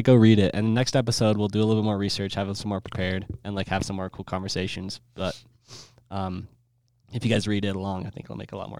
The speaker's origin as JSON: {"language": "English", "region": "Iowa", "country": "United States", "said": "with an A. I'm sure. I'm 13 from Iowa."}